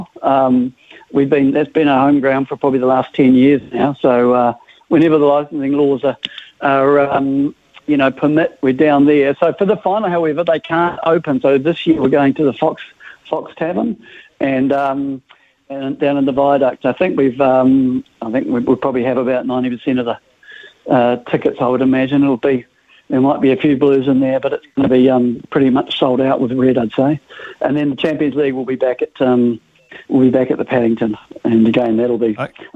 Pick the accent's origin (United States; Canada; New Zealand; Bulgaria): New Zealand; accent: New Zealand; also born or lived in Liverpool, England; I came out here when I was young, so... So I'm a Kiwi, sort of, you know, 95% of the time